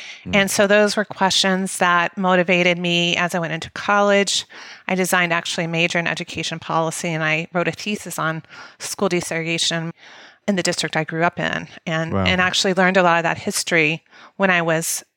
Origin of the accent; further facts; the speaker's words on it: Mobile, Alabama, United States; moved away; I grew up in Mobile, Alabama, which is the largest school district in Alabama